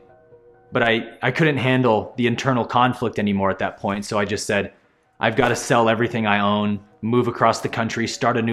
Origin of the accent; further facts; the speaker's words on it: Bay Area, California, United States; I grew up in the Bay Area of California as a pastor's son